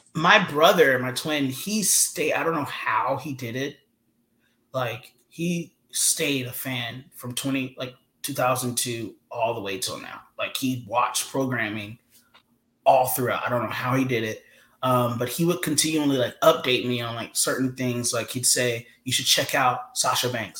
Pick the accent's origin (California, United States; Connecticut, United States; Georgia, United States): Georgia, United States; moved away as an adult; I'm from the South.